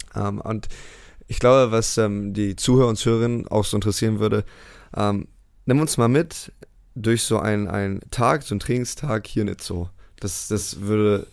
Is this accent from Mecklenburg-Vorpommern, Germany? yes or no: no; Bremerhaven, Bremen, Germany; moved away as an adult; also born or lived in United States; in meiner Heimatstadt Bremerhaven halt MBL spielen konnte.